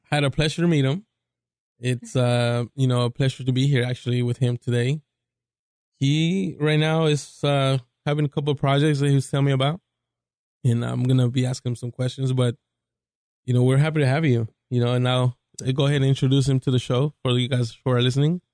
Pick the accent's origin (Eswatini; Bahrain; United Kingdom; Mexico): Mexico; Mexico City; I'm from Mexico City